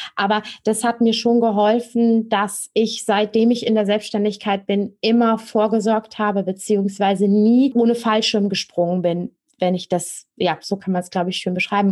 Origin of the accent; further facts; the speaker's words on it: Rhineland, Germany; Ich komme aus dem Rheinland und da kennt man den Karneval